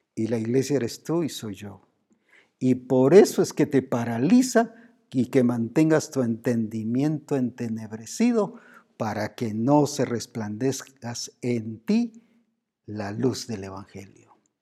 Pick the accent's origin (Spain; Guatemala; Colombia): Guatemala; Como decimos aquí en Guatemala